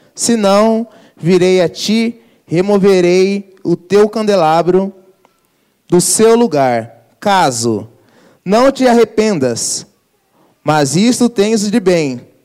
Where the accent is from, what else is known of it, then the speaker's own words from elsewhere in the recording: Brazil; Sou brasileiro